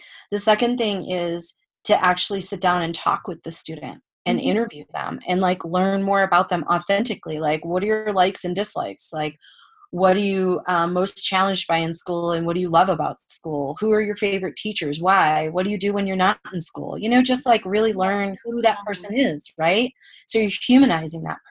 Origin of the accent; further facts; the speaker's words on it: Buffalo, New York, United States; moved away; I'm originally from Buffalo, New York